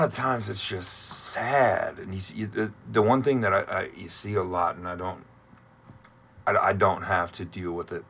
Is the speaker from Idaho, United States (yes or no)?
no; Toledo, Ohio, United States; now in Columbus, United States; I grew up in the Toledo area, so I went to a lot of uh, Mud Hens games growing up